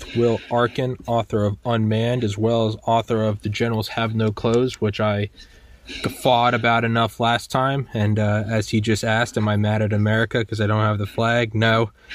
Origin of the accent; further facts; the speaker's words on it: United States; as an American.